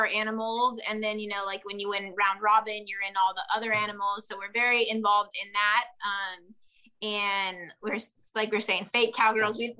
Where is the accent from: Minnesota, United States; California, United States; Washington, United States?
California, United States; Southern; we're from Southern California, and we're about as south as you can go. So we're like 20 minutes from Mexico, and I don't know, 15-20 minutes from Arizona